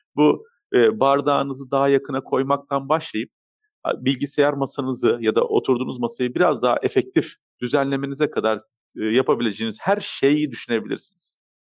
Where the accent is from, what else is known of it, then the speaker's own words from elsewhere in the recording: Turkey; also born or lived in Germany; Almanya doğum, Türkiye'de okul, İstanbul Teknik Üniversitesi uçak mühendisliğini bitirmekte